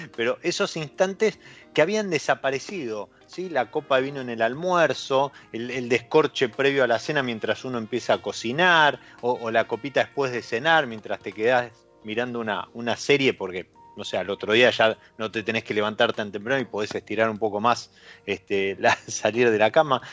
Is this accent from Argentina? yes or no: yes; Argentina